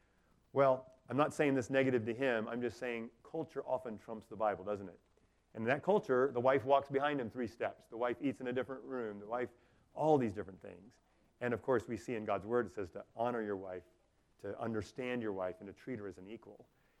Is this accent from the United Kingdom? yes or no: no; Taiwan; So growing up in Taiwan, I wasn't really great at world geography.